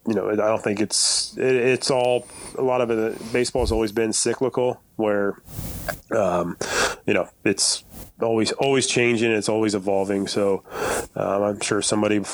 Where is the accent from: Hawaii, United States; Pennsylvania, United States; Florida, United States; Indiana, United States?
Indiana, United States; Kokomo; I'd still come back to Kokomo, and, you know, I still live here now with my family